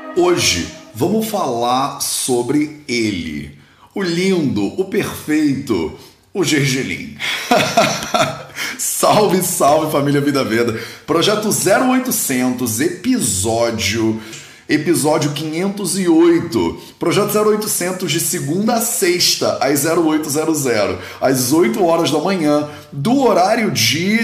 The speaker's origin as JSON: {"language": "Portuguese", "country": "Brazil", "said": "eu sou brasileiro"}